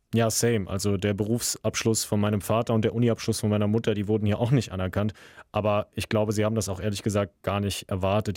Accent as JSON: {"language": "German", "country": "Germany", "tie": "born or raised there", "said": "Ich bin hier geboren, aufgewachsen, habe einen deutschen Pass"}